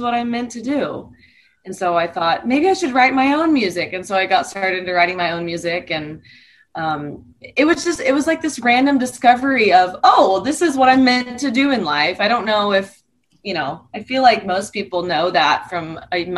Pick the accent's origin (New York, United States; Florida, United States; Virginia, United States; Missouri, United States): Missouri, United States; Southern; grew up in Southern Missouri on a farm